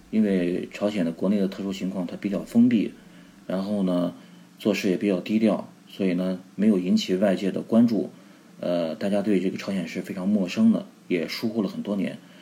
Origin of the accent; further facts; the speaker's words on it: China; now in United Kingdom; 我作为中国人